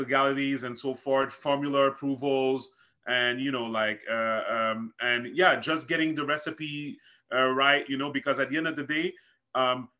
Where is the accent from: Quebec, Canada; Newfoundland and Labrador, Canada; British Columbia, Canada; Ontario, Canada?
Quebec, Canada; Montreal; also born or lived in Haiti; I'm from Montreal, Canada